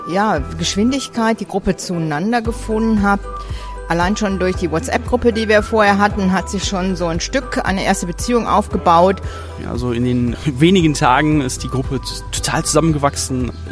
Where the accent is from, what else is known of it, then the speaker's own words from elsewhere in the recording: Bavaria, Germany; Kinderpflegerin aus Franken.